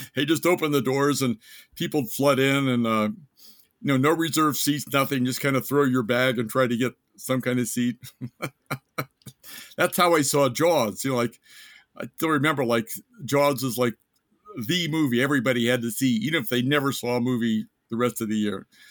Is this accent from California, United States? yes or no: no; Ellwood City, Pennsylvania, United States; moved away as an adult; also born or lived in Ohio; now in Japan; a place like Elwood City, Pennsylvania, like, up in the hills, like, up Appalachia